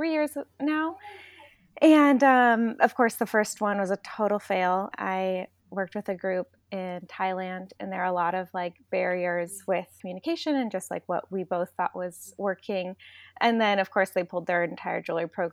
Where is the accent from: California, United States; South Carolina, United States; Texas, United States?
California, United States; Pacific Grove; also born or lived in Sonoma County, California; I'm actually from Central California, a little town called Pacific Grove